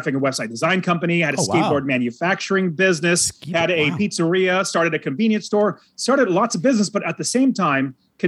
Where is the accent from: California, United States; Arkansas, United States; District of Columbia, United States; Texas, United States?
California, United States; Fresno; moved away as an adult; now in Phoenix, United States; I grew up in Fresno, California